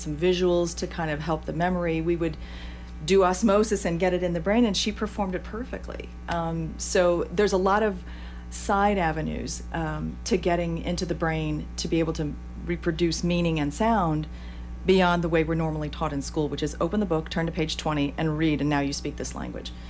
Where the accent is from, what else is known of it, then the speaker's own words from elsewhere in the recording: St. Louis, Missouri, United States; white girl from St. Louis